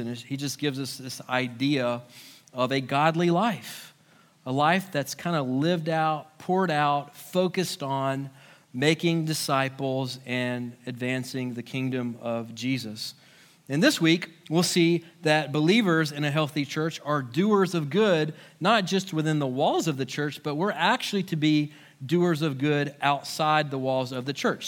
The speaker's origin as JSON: {"language": "English", "country": "United States", "said": "it's doubly hard sometimes for us as Americans because our whole culture is built on the idea of individualism"}